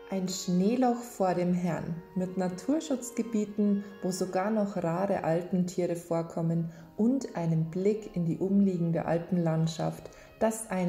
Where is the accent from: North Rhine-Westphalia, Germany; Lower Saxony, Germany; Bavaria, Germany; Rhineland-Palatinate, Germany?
Bavaria, Germany; Reit im Winkl; waschechte Reiteminklerin.